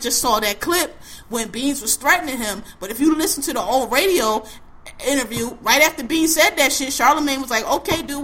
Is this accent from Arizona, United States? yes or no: no; Philadelphia, Pennsylvania, United States; I'm from Philadelphia, West Philadelphia, born and raised.